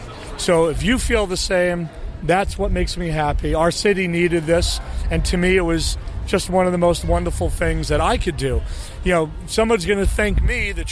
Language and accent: English; New York City, New York, United States; also born or lived in Tribeca; I grew up in Brooklyn, and then my dad was living in Tribeca, so I was back and forth between Brooklyn and Tribeca.